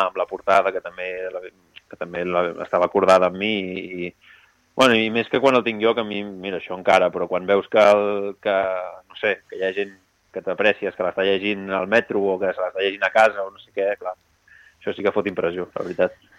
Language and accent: Catalan; Roses, Catalonia, Spain; now in Barcelona, Spain; jo sóc de Roses